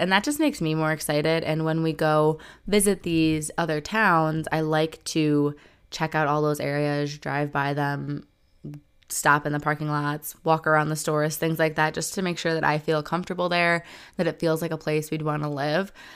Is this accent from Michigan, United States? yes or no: yes; Detroit suburbs, Michigan, United States; where I'm from, like Detroit suburbs